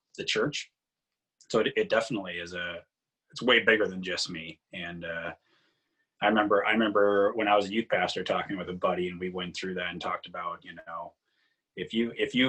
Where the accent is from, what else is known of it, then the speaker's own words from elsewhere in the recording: United States; I'm an American